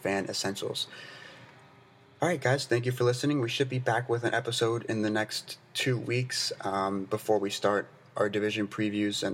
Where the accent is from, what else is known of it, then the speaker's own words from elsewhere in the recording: United States; I'm American